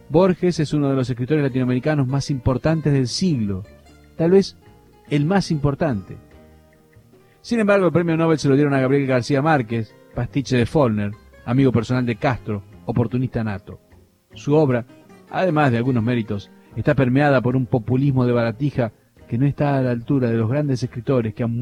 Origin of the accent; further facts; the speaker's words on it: Cuba; moved away; Tal es así que cuando salí de Cuba, mis novelas eran textos de estudios en la Universidad de New York